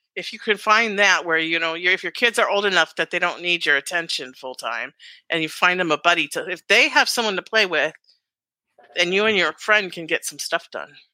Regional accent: Alaska, United States; I grew up in Alaska

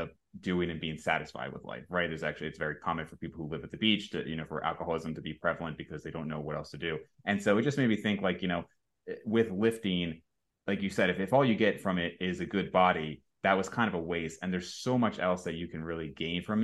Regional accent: New Jersey, United States; moved away; I grew up in Jersey. I was there most of my life

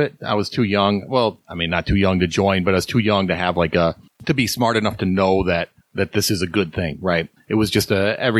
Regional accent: Syracuse, New York, United States; moved away as an adult; Yeah, I grew up in Syracuse. Lived there all my life till I joined the Navy and bounced around, of course.

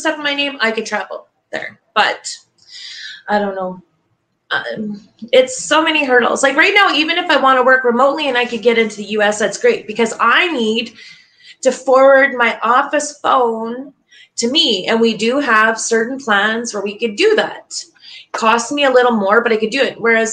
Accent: Canada; I am from Canada

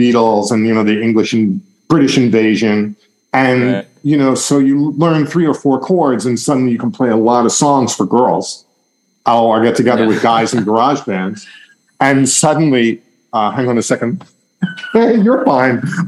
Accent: Long Island, New York, United States; I grew up outside of New York in Long Island, which is in the suburbs

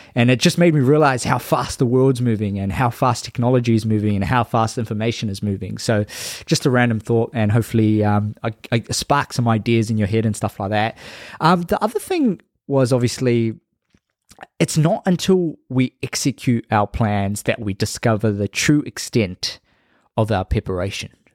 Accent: Labasa, Northern Division, Fiji; moved away; my hometown, Lambasa

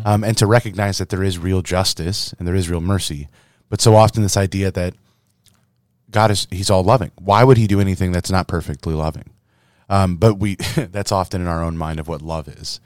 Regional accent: Little Verina, Iowa, United States; moved away; My hometown, Little Verina, Iowa

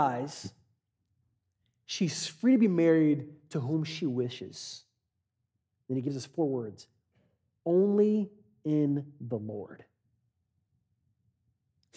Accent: Katy, Texas, United States; I grew up in Katy

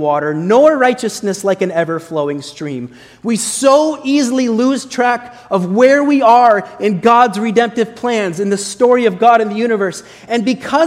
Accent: Sioux County, Iowa, United States; moved away; when I was a little kid growing up in Iowa

